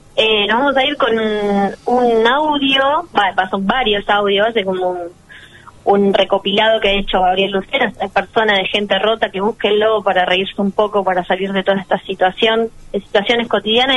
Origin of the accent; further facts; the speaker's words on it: Argentina; nos identifica como argentinos